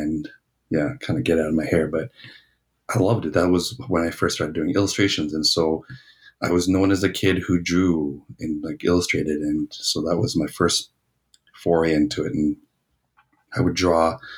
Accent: Toronto, Ontario, Canada; now in Winnipeg, Canada; I'm originally from Toronto

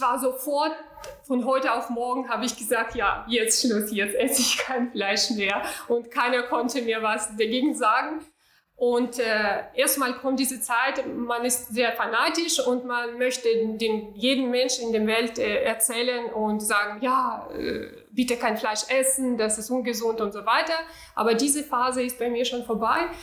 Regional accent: Urals, Russia; German is a second language; moved away as an adult; now in Hamburg, Germany; ich bin in Russland, äh, in äh, ganz kleine Provinz, ganz kleine Stadt geboren, in Ural, das ist in der Nähe von Sibirien

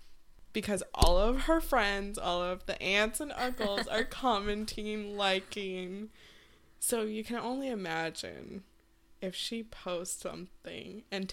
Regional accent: Los Angeles, California, United States; born there; I was born in Los Angeles. in the ghetto.

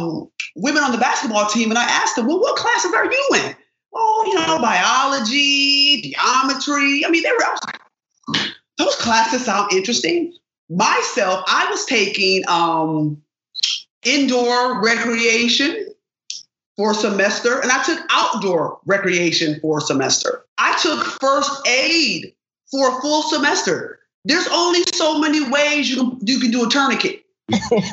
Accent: Rochester, New York, United States; I grew up in Rochester, New York.

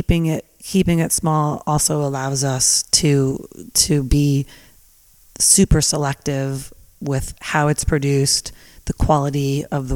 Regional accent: New Jersey, United States; now in Napa Valley, United States; I grew up in New Jersey

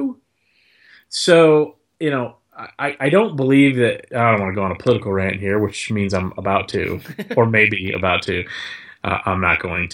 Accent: Texas, United States; now in Nashville, United States; Growing up in Texas

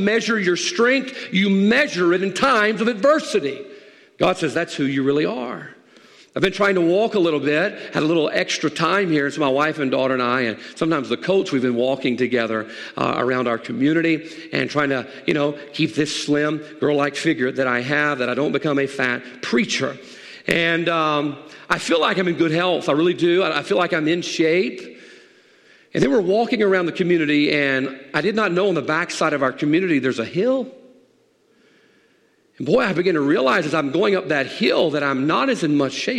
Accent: the South, United States; I grew up in the South

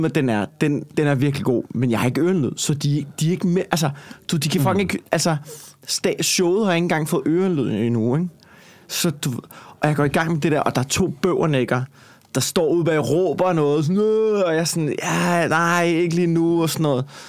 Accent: Copenhagen, Capital Region of Denmark, Denmark; accent: Copenhagen

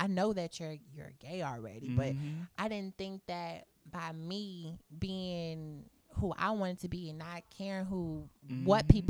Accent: Waco, Texas, United States; I'm from Waco, Texas.

